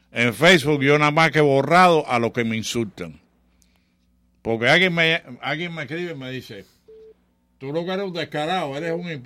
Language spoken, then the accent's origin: Spanish; Cuba; also born or lived in Chicago / New York; now in Miami, United States; somos cubanos